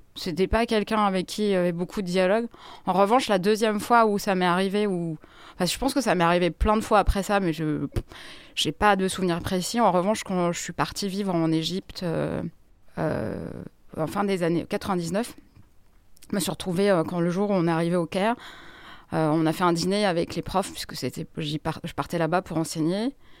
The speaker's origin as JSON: {"language": "French", "town": "Grenoble", "region": "Auvergne-Rhône-Alpes", "country": "France", "moved": "as an adult", "lives_now": "Paris, France", "said": "Je viens de Grenoble et je suis parisienne depuis 23 euh, ans"}